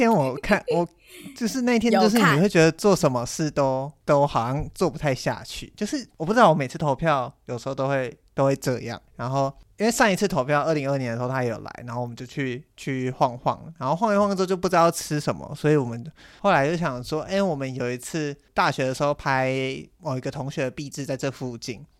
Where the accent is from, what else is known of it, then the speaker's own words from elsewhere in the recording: Miaoli County, Taiwan; 我朋友就他刚好要回苑里，那离我的老家很近，就老家在海线